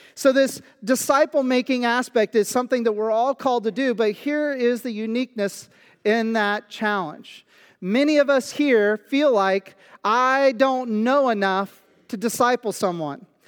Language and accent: English; Kansas, United States; moved away as an adult; also born or lived in Pennsylvania; now in Central Pennsylvania, United States; I was born in Kansas, I went to school in Kansas, I graduated from high school in Kansas